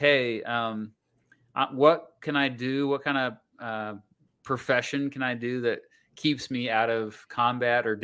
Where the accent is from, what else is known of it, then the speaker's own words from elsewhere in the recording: Wichita, Kansas, United States; I grew up just outside of Wichita.